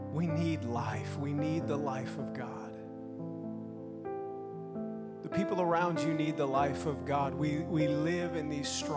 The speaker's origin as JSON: {"language": "English", "region": "Minnesota", "country": "United States", "tie": "born or raised there", "also_born_or_lived": "Oklahoma / Sweden", "moved": "yes", "said": "I grew up in Minnesota or Oklahoma, then Minnesota"}